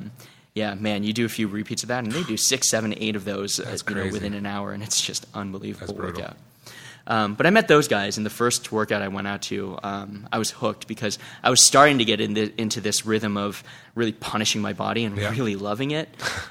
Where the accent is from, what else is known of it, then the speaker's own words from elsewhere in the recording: East Coast, United States; You know, I come from the East Coast where everyone's just kind of a little uptight and we walk a little too fast.